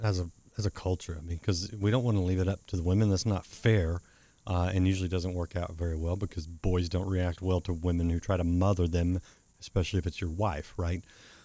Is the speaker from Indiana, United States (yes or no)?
no; Dallas, Texas, United States; also born or lived in Tulsa, Oklahoma; I was born in Dallas.